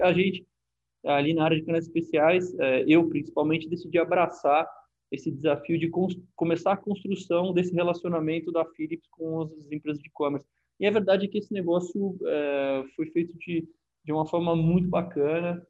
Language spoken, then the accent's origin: Portuguese; Brazil; aqui no, no nosso país